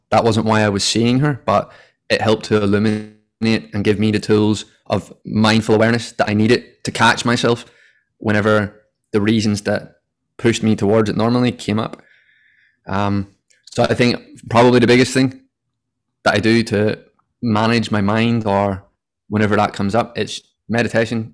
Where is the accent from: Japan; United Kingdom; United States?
United Kingdom; Northern Ireland; moved away as an adult; now in Sydney, Australia; I am from originally Northern Ireland